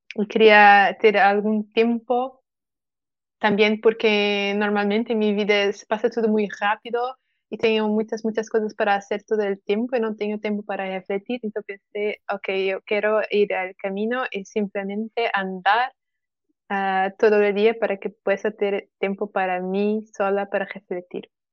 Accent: Portugal; Spanish is a second language; yo soy de Portugal, que es eh, un país Mejor que la España.

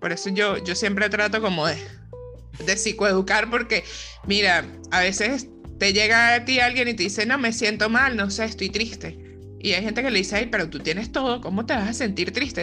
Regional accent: San Cristóbal, Táchira, Venezuela; moved away as an adult; also born or lived in Zulia, Venezuela; now in Argentina; Viajé a San Cristóbal, de donde soy

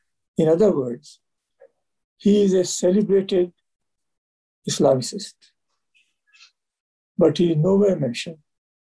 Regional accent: India; I as an Indian

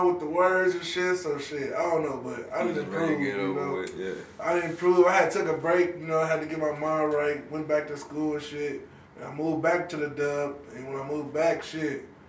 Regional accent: Wichita, Kansas, United States; I've been here my whole life, basically, you know what I mean, since I was a little kid

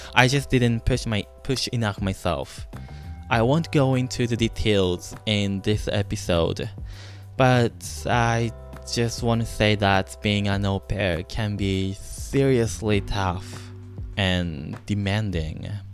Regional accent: Japan; first language Japanese; English is a second language; moved away as an adult; also born or lived in Maryland, United States; now in United States; I was born and raised in Japan

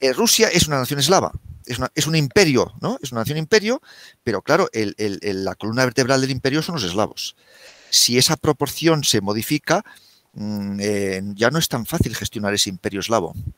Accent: Spain; yo como español

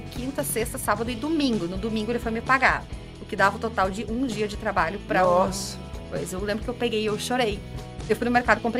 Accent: Brazil; moved away as an adult; now in Portugal; eu sou brasileira

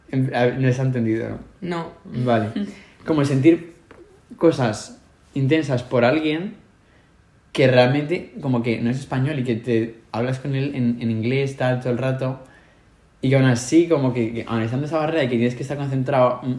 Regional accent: Spain; now in Sweden; aquí todo el mundo maneja unas cantidades, los únicos que miramos el dinero de las cosas somos los españoles.

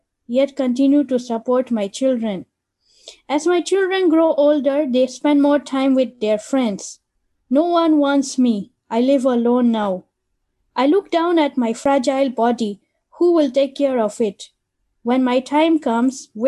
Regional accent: Nigeria; moved away as an adult; also born or lived in London / India; I grew up in Nigeria and I studied microbiology from there

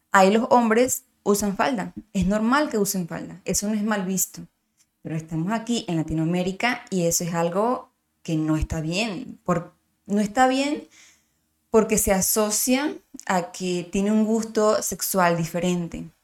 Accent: Miranda, Venezuela; de donde yo, yo soy de Miranda

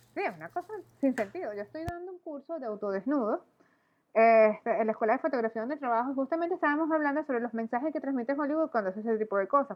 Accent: Venezuela; yo soy venezolana

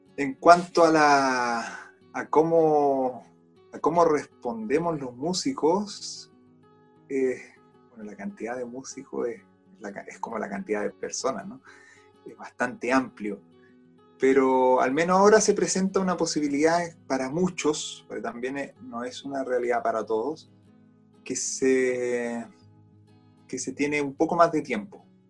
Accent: Chile; also born or lived in Austria; soy un guitarrista chileno.

